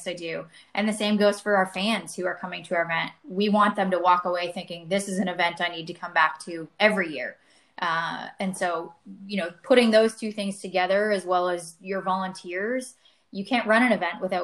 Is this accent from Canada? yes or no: yes; outside of Toronto, Ontario, Canada; moved away as an adult; also born or lived in Ohio; now in Texas, United States; I grew up outside of Toronto